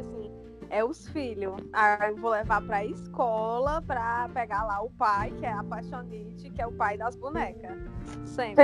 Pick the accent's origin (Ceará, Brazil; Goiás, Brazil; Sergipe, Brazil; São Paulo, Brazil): Ceará, Brazil; Jaguaribe; now in Limoeiro do Norte, Brazil; Eu e a Luanda somos de Jaguaribe, mas a gente só se conheceu mesmo quando eu vim morar aqui em Limoeiro